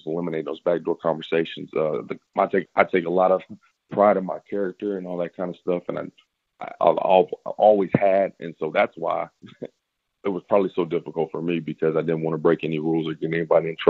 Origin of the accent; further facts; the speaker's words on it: Fort Worth, Texas, United States; I'm originally from Fort Worth.